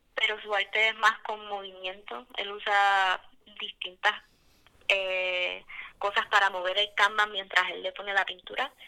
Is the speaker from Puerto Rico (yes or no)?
yes; Mayagüez, Puerto Rico; yo soy de Mayagüez